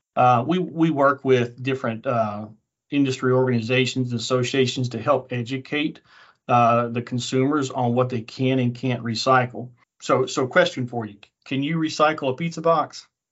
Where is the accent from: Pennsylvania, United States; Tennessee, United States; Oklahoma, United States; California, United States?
Tennessee, United States; Middle; moved away; also born or lived in Auburn, Alabama; I grew up in Middle Tennessee